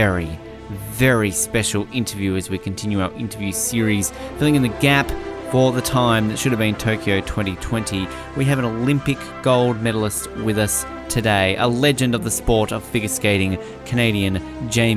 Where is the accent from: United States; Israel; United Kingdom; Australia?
Australia; as an Australian